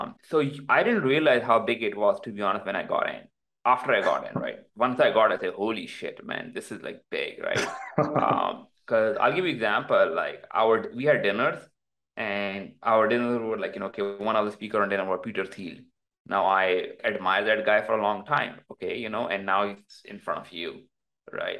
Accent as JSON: {"language": "English", "country": "Pakistan", "tie": "born or raised there", "moved": "yes", "lives_now": "United States", "said": "my background is like I came from Pakistan"}